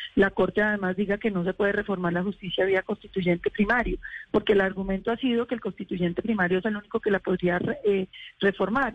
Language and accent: Spanish; Colombia; nosotros eh, como colombianos